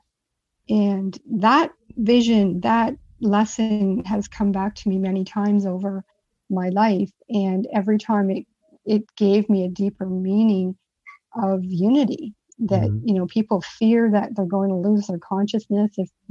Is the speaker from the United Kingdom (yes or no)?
yes; England, United Kingdom; being English and a four-year-old